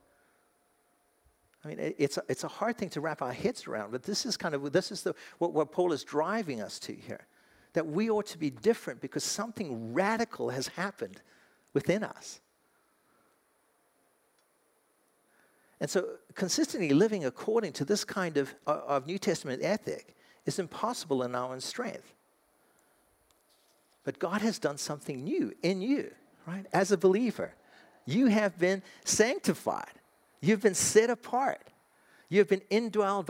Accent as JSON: {"language": "English", "country": "South Africa", "moved": "yes", "lives_now": "United States", "said": "I'm an American. Technically, I'm South African"}